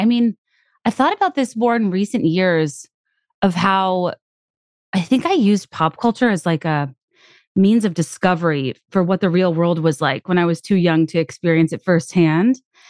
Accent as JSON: {"language": "English", "region": "Virginia", "country": "United States", "tie": "born or raised there", "said": "I was just on a fact-finding mission about the world growing up in Central Virginia with minimal access to like what the world was actually like."}